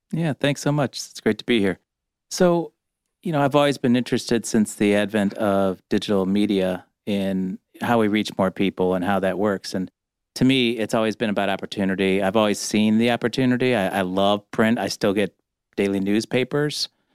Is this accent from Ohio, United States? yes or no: yes; Cleveland, Ohio, United States; also born or lived in Chicago; now in Detroit, United States; I'm from Cleveland. Don't hold it against me. But as a Cleveland kid